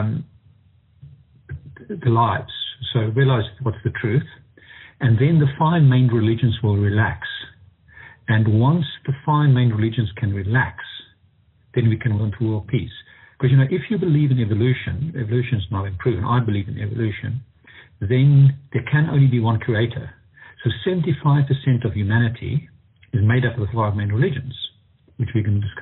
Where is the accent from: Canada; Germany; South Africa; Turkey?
South Africa; Pretoria, Gauteng; I'm from South Africa, Pretoria, South Africa